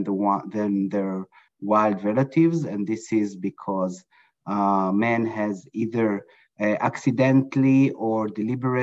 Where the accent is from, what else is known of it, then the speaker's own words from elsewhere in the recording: Israel; moved away as an adult; now in Brooklyn, New York, United States; I was born and raised in Israel in a kibbutz, in a dairy farm, close to agriculture.